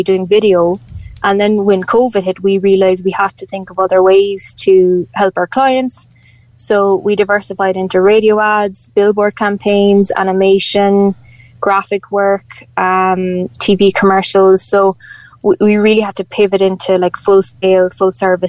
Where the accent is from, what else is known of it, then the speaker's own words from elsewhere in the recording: West Cork, Munster, Ireland; growing up in West Cork